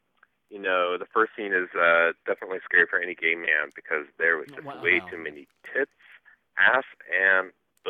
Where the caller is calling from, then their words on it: Cincinnati, Ohio, United States; I'm calling from Cincinnati, Ohio.